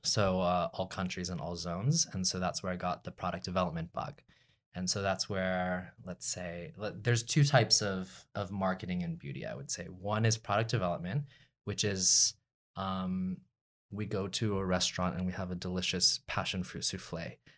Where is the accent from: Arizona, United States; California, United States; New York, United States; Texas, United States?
Texas, United States; Dallas; also born or lived in Austin; I was born and raised in Dallas, so I'm a Texas, Texas